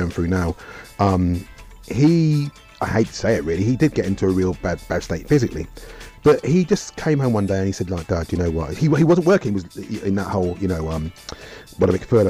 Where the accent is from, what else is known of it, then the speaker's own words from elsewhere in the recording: Oxford, South East England, United Kingdom; we're three guys from Oxford